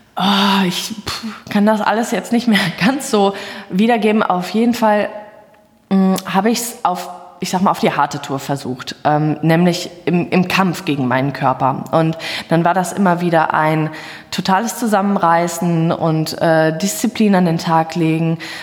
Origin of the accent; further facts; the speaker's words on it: Hagen, North Rhine-Westphalia, Germany; ich komme aus Hagen